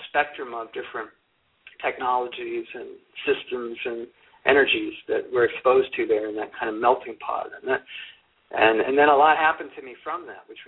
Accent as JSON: {"language": "English", "town": "Santa Monica", "region": "California", "country": "United States", "tie": "born or raised there", "also_born_or_lived": "Newport Beach, California / Colorado / Aspen, Colorado", "moved": "as an adult", "said": "I was born and raised in Southern California, and um, I was born in Santa Monica, and um, and um, grew up grew up here"}